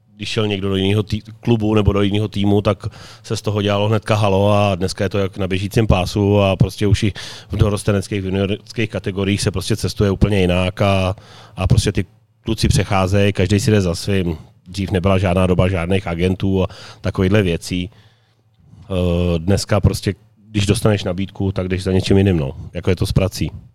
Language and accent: Czech; Slaný, Central Bohemian Region, Czechia; moved away as an adult; now in Karlovy Vary, Czechia; i když jsem původem ze Slanýho, ale tady ve varech už jsem 20 let